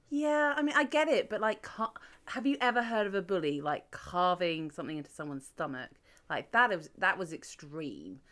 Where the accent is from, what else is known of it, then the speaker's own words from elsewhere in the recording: United Kingdom; I'm British. I've never been to an American high school